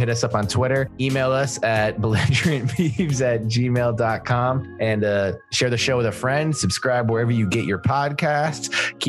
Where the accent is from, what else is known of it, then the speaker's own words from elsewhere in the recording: Minnesota, United States; I'm from Minnesota